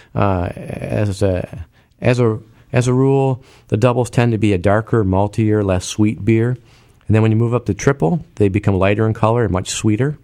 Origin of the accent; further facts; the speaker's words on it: United States; as an American